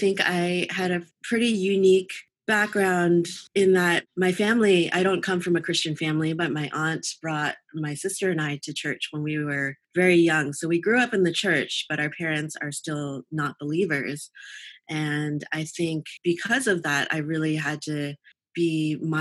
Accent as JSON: {"language": "English", "town": "New York City", "region": "New York", "country": "United States", "tie": "born or raised there", "also_born_or_lived": "Flushing, Queens", "said": "I was born in New York. We lived in Brooklyn when I was first born, then moved to Chelsea, Manhattan in the 80s"}